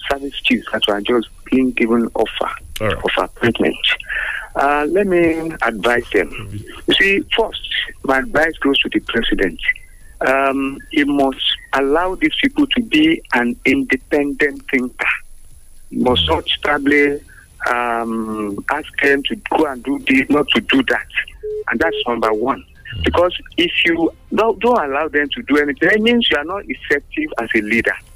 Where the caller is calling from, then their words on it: Abeokuta, Ogun State, Nigeria; I'm calling from the People's Parliament in Leme, um, in Abeokuta.